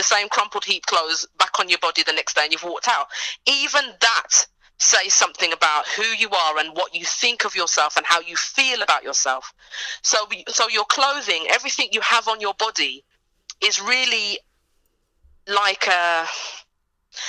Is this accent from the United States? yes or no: no; United Kingdom; I'm from the UK, but my family's from Jamaica.